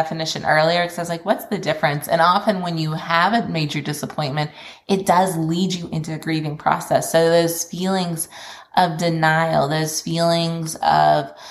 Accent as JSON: {"language": "English", "region": "Kentucky", "country": "United States", "tie": "born or raised there", "also_born_or_lived": "Memphis", "moved": "as an adult", "said": "I ended up moving back to Kentucky, which is my hometown from where I'd been working in Memphis"}